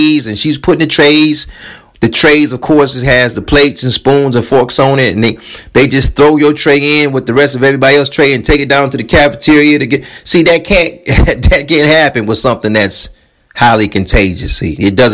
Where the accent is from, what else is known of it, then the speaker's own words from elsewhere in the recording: United States; as an American, we're not really taught how to handle like biohazards